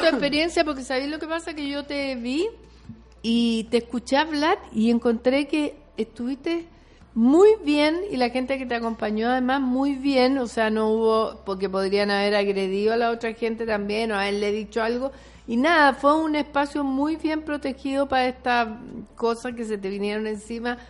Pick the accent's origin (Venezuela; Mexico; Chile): Chile; las chilenas y los chilenos somos un poco para adentro